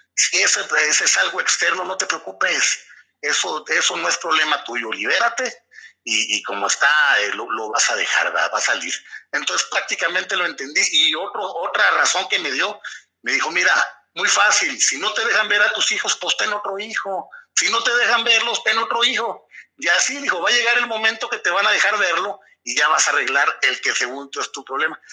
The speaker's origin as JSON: {"language": "Spanish", "town": "Torreón", "region": "Coahuila", "country": "Mexico", "tie": "born or raised there", "said": "nací en Torreón, Coahuila, un 29 de diciembre de 1978"}